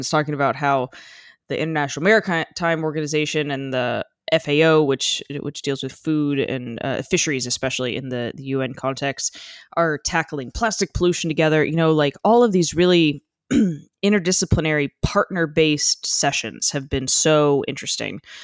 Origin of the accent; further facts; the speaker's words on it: United States; I am overtly American